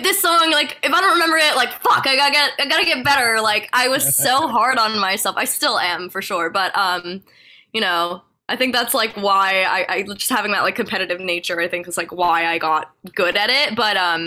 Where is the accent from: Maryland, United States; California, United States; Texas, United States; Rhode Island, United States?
Rhode Island, United States; Providence; moved away as an adult; also born or lived in Los Angeles; now in West Hollywood, United States; I'm from Providence. I love Rhode Island.